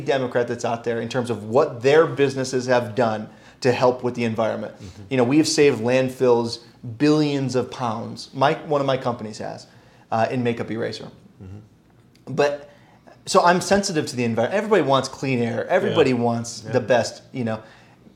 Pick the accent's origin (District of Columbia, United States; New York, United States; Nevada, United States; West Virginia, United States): New York, United States; I grew up in New York State public education.